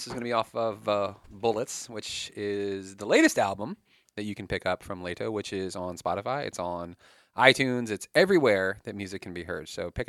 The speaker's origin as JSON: {"language": "English", "town": "Woodbridge", "region": "Virginia", "country": "United States", "tie": "born or raised there", "said": "I'm D.C. born and bred. Like, I grew up in this area."}